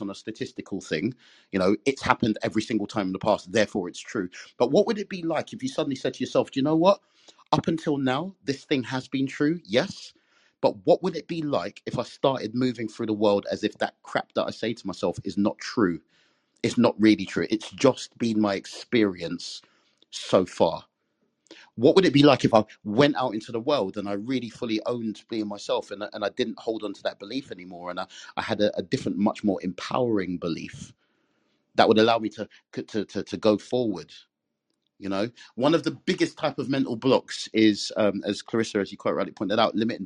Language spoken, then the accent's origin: English; England, United Kingdom; I'm Caribbean. I'm a Jamaican, born and bred in England